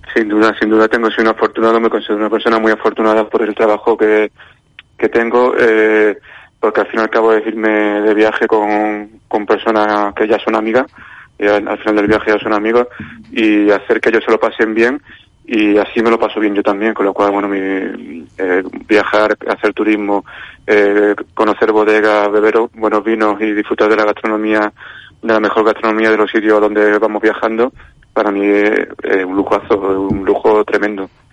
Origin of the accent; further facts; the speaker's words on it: Málaga, Andalusia, Spain; now in Valladolid, Spain; yo ahora vivo en Valladolid, pero soy malagueño